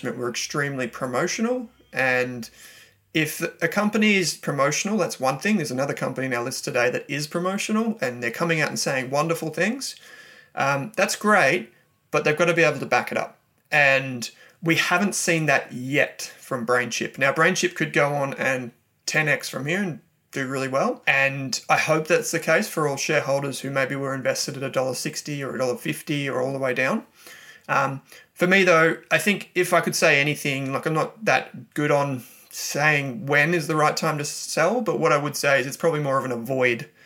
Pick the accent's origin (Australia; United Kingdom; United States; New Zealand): Australia; Melbourne, Victoria; I'm from Melbourne